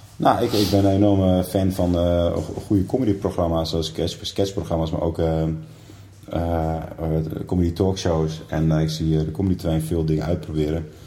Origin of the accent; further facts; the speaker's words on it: northern Groningen, Netherlands; moved away; het dorp waar ik vandaan kom, in Noord-Noord-Groningen